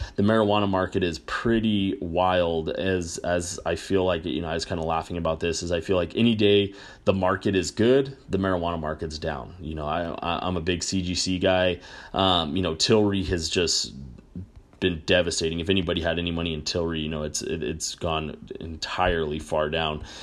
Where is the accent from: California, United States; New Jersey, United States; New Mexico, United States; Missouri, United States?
New Mexico, United States; I grew up in New Mexico